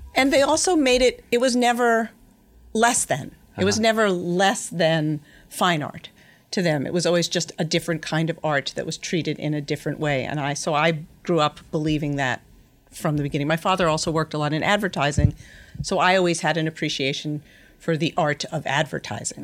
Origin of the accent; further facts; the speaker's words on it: Yonkers, New York, United States; I was born in Yonkers, New York, something I don't actually say out loud that often, but I grew up in the house that my mother was literally born